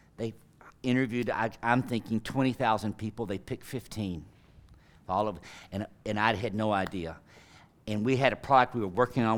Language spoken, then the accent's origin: English; Tyler, Texas, United States; I'm from flyover country. I'm from Tyler, Texas.